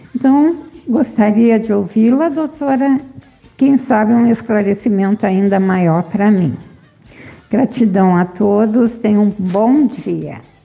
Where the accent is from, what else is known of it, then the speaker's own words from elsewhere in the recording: Joinville, Santa Catarina, Brazil; Sou de Joinville